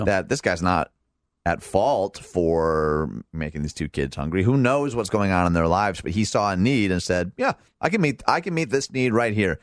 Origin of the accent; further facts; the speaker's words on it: Michigan, United States; moved away; This is Michigan, my home state.